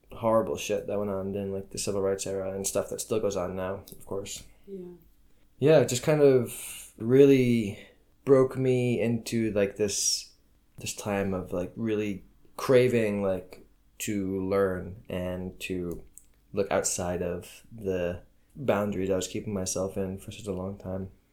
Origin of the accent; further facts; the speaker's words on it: United States; moved away as an adult; now in Ramallah, Palestine; I am an American